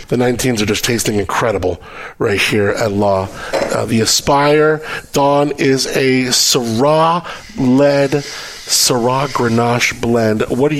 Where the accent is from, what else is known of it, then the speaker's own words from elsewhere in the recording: Southern California, United States; I grew up in Southern California, a city called Gore Hills.